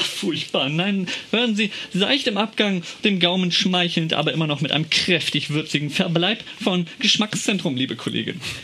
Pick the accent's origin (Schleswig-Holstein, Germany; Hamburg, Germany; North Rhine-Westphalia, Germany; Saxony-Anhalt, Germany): Schleswig-Holstein, Germany; komme aus Schleswig-Holstein und bei uns im Norden